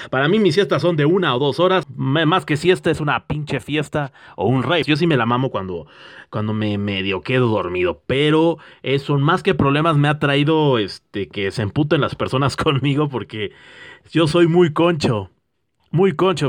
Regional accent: Mexico; al menos en México somos bien fregones

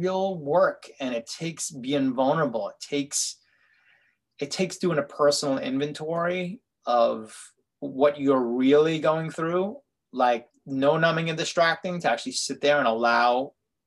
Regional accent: New York City, New York, United States; a kid growing up in Brooklyn

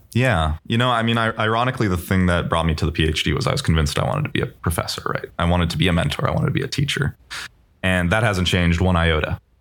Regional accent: Bay Area, California, United States; I grew up in the Bay Area

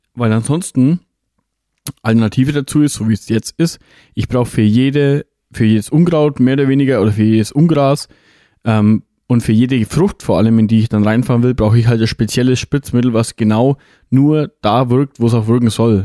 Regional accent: Germany; bei uns in Deutschland

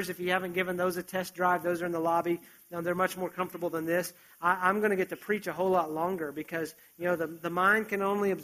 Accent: West Virginia, United States; moved away; I grew up in West Virginia

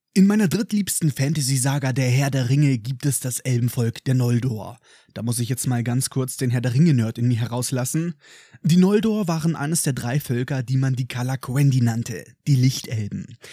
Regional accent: Germany; Bei uns in Deutschland

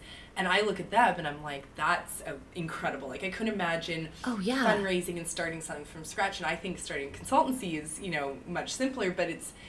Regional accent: Canada; now in New York, United States; I'm from Canada, but I've been

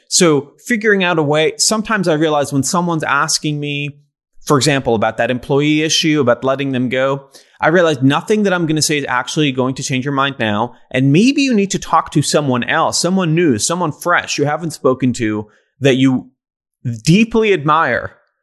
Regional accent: Israel; now in United States; I grew up in Israel

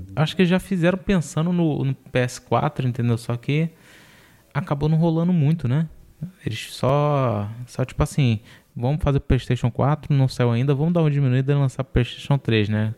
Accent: Rio de Janeiro, Brazil; eu sou do Rio

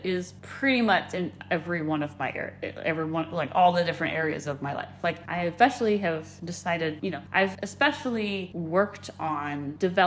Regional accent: Austin, Texas, United States; accent: occasional Arkansas accent; also born or lived in Phoenix, Arizona; I basically grew up in Austin, Texas. So like I say I'm from Texas, because that's where I did a vast majority of my childhood.

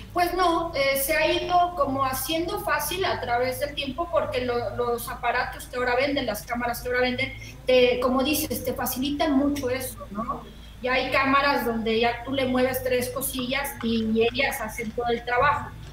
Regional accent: Mexico; de México, el país del chile y el ajúa

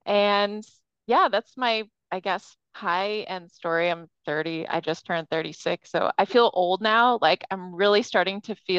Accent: Bay Area, California, United States; moved away as an adult; I was born and raised in the Bay Area.

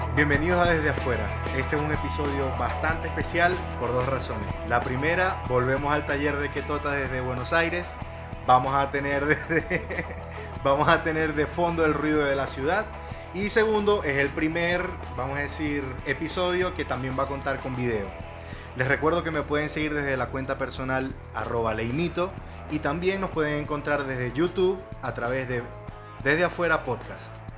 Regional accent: Venezuela; moved away as an adult; now in Argentina; uno llega siendo el venezolano

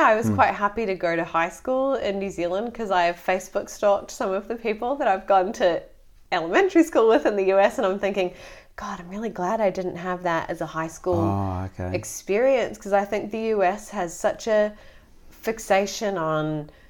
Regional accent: Florida, United States; also born or lived in Connecticut; So my sister and I, we were born in Connecticut and then we moved down to Florida.

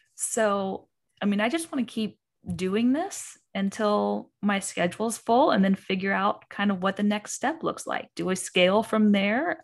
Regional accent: Eastern Kentucky, United States; I'm from Kentucky. I'm from Eastern Kentucky

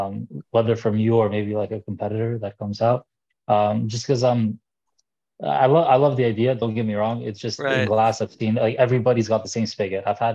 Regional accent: Canada; I'm unfortunately from Canada, so I'm kind of stuck up here.

